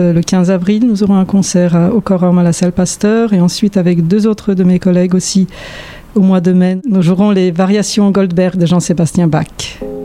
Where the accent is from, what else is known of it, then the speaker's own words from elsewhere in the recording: Warsaw, Masovian Voivodeship, Poland; moved away as an adult; also born or lived in France / United States / Bordeaux, France; now in Montpellier, France; j'ai vécu une grande partie de mon enfance à Varsovie